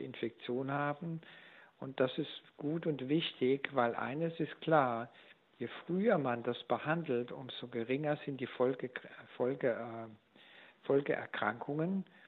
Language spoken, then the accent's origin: German; Germany; hier bei uns in Deutschland